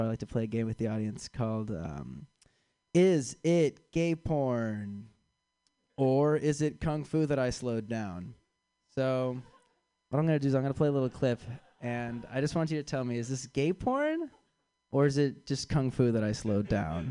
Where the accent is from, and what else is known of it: Chicago, Illinois, United States